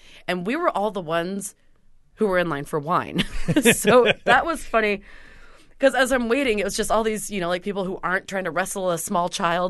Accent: Seattle, Washington, United States; like going to see the Nutcracker when I was growing up in Seattle.

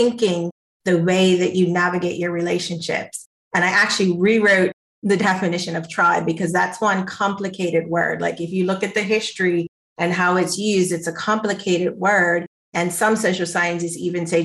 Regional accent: Bermuda; I'm from the island of Bermuda

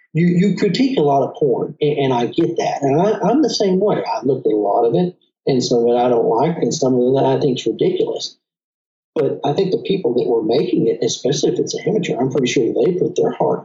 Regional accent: Texas, United States; I have a little bit of an accent. I am from Texas

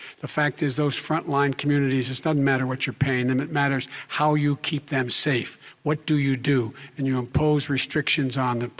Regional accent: Claymont, Delaware, United States; born or raised there

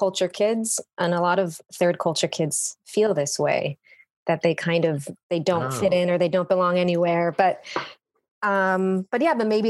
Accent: Jerusalem, Jerusalem District, Israel; moved away; I was born and raised in Jerusalem, in Israel.

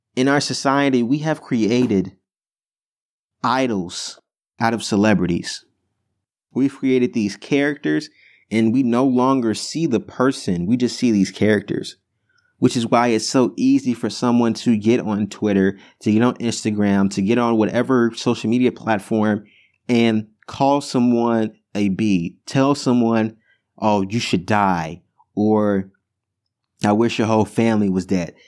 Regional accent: Chicago, Illinois, United States; moved away as an adult; also born or lived in New Jersey; I go to school in New Jersey, and I'm from Chicago

